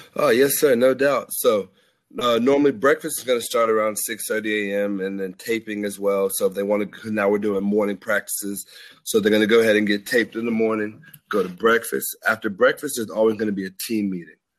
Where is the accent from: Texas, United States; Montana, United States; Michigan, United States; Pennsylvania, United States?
Texas, United States; Dallas; moved away as an adult; also born or lived in Arkansas; I'm from Dallas